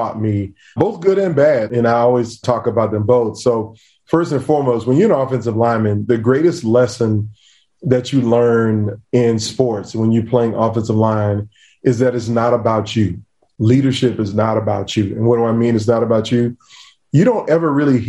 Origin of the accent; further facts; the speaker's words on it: Virginia Beach, United States; I grew up in Beach, Virginia.